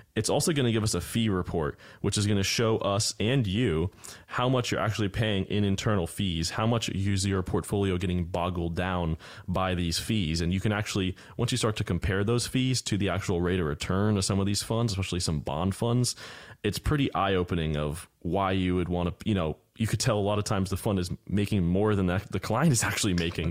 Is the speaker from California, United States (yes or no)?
no; Florida, United States; born and raised here, I'm definitely rare, rare kind